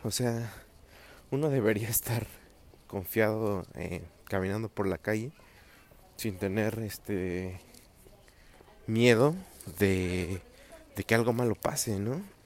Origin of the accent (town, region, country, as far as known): State of Mexico, Mexico